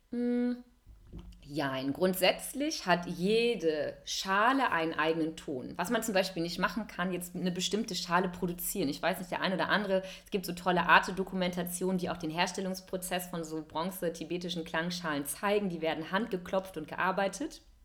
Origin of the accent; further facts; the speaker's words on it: Cologne, North Rhine-Westphalia, Germany; moved away as an adult; also born or lived in Hamburg / India; ich arbeite als Yoga-Lehrerin hier in wunderschönen Köln, meiner Heimatstadt